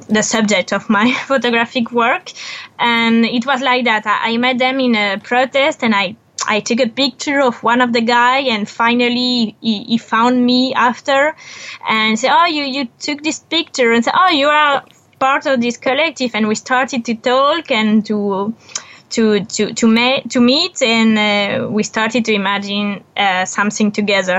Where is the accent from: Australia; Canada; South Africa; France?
France; English is a second language; moved away as an adult; also born or lived in Buenos Aires; I was born in France